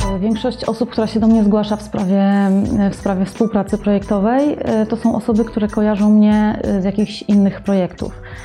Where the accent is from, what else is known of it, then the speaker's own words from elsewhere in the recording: Warsaw, Masovian Voivodeship, Poland; also born or lived in Madrid, Spain / New York, United States; pochodzę z Warszawy, tutaj też mieszkam i pracuję